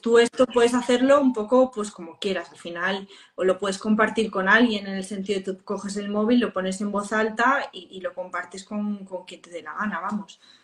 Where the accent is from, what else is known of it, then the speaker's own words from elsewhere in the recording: Spain; los que más visitamos Barcelona somos los españoles